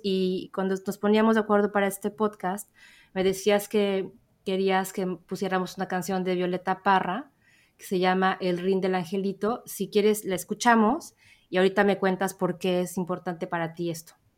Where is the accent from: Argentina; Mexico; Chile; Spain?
Mexico; yo soy mexicana